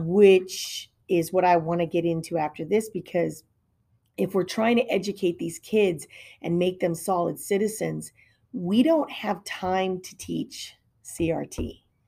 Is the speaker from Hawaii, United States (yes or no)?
yes; Hawaii, United States; moved away; I grew up in Hawaii